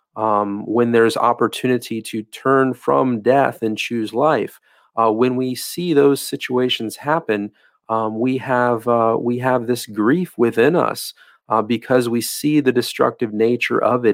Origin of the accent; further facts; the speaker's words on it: Florida, United States; in the state of Florida, uh, my home state